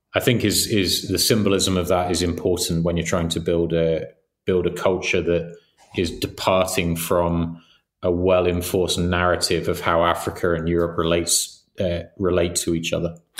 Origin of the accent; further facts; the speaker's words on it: England, United Kingdom; we grew up in England